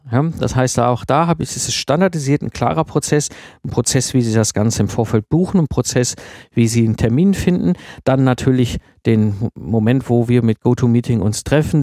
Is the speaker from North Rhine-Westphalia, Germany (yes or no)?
yes; Ruhr area, North Rhine-Westphalia, Germany; ich komme aus dem Ruhrport, ne, zwischen Kohle und Stall aufgewachsen